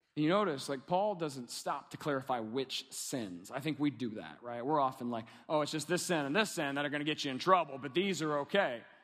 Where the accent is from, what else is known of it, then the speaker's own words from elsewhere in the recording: Kentucky, United States; I'm from Kentucky.